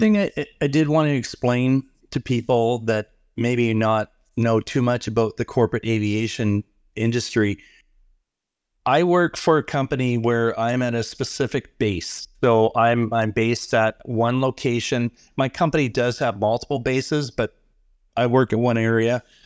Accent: Canada; Even as a Canadian

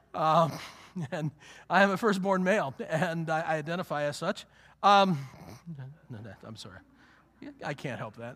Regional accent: Western Pennsylvania, United States; I grew up in Western Pennsylvania

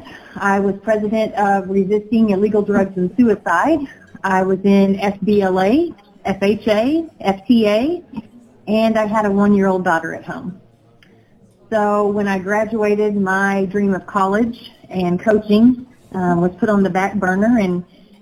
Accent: Omaha, Arkansas, United States; I grew up in Omaha, Arkansas

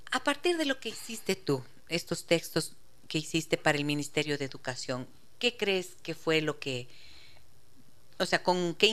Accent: Ecuador; No, yo soy ecuatoriana

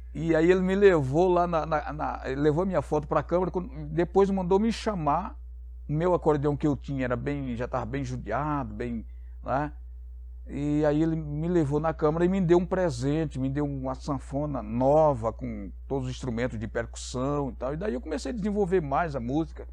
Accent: Maceió, Alagoas, Brazil; now in Campinas, Brazil; eu sou nordestino, sou de Maceió, do estado de Alagoas. É... Estou aqui em Campinas desde 96, outubro de 96. Eu vim de uma família muito humilde, muito pobre mesmo, morando no interior do estado de Alagoas

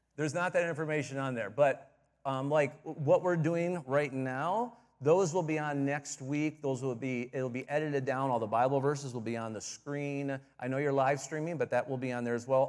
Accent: Michigan, United States; moved away as an adult; also born or lived in Southern California / Plymouth, Michigan; I grew up in Michigan, um, west side at first, and then about ten years there, and then my dad had a church, uh, in Plymouth, Michigan

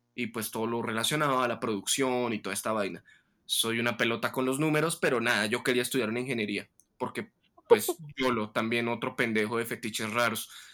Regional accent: Tunja, Boyacá, Colombia; volver aquí a mi ciudad de origen, donde estoy pasando la cuarentena actualmente, en Tunja

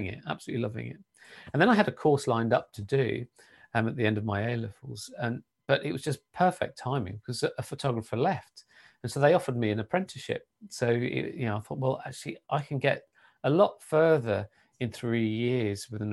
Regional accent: Kent, South East England, United Kingdom; moved away as an adult; also born or lived in Sittingbourne / Coventry; I was born and brought up in Kent

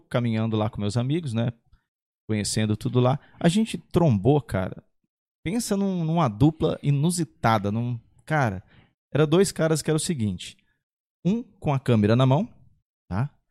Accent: São José dos Campos, São Paulo, Brazil; Sou de São José, nascido e criado na Zona Sul, Bosque dos Eucaliptos

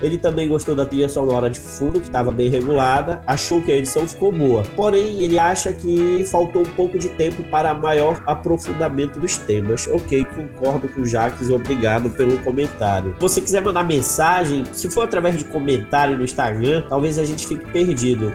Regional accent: North Region, Brazil; accent: northern (sotaque do norte); o nosso sotaque do norte

